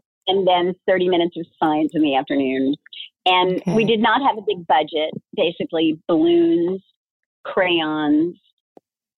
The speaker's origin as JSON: {"language": "English", "town": "Dallas", "region": "Texas", "country": "United States", "tie": "born or raised there", "moved": "yes", "lives_now": "Dayton, United States", "said": "I'm not even from here. I grew up in Texas"}